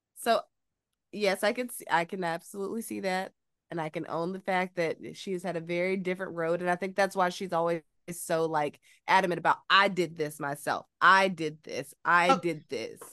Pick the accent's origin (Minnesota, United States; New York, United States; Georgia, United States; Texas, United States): Georgia, United States; moved away as an adult; also born or lived in Phenix City, Alabama; now in Los Angeles, United States; I am from Georgia